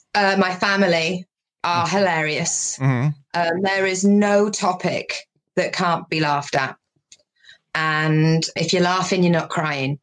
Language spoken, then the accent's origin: English; Wales, United Kingdom; now in Devon, United Kingdom; Originally, I'm from Wales, but I okay. live in Devon in England.